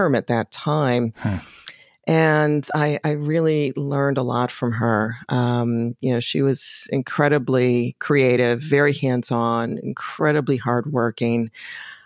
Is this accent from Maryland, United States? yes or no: no; Chicago, Illinois, United States; now in Washington, DC, United States; growing up in Chicago was a big influence